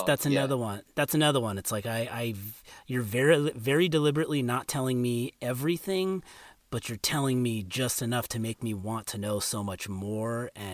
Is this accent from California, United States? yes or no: yes; California, United States; So I grew up in California. First Southern California, then Northern California.